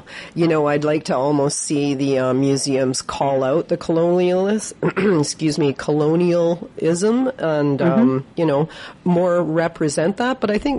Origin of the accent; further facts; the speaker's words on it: Victoria, British Columbia, Canada; I was raised in Victoria